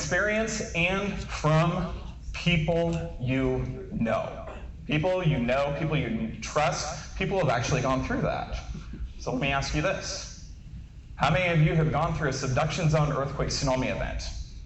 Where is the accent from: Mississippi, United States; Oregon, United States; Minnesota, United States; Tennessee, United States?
Oregon, United States; Klamath Falls; I'm a native Oregonian, born and raised in Klamath Falls.